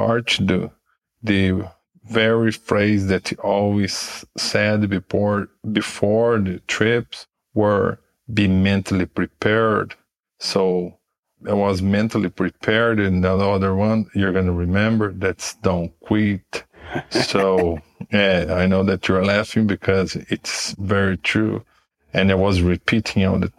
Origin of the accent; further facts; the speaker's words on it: Curitiba, Paraná, Brazil; also born or lived in United States; I'm from Brazil. The name of my city is Curitiba. I'm 40 years old. I've been here since I was born